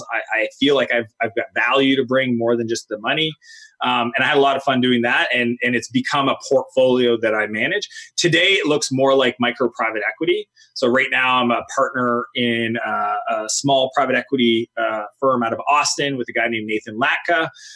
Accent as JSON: {"language": "English", "country": "Canada", "tie": "born or raised there", "said": "I grew up in Canada."}